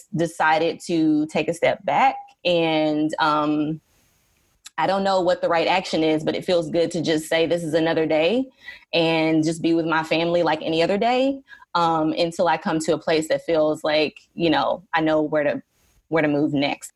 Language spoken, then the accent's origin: English; Dallas, Texas, United States; I grew up in Dallas, Texas